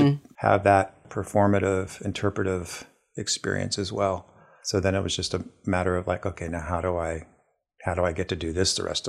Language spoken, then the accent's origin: English; Ohio, United States; now in Kingston, United States; So I grew up in Ohio, just south of Columbus. I'm one of five children.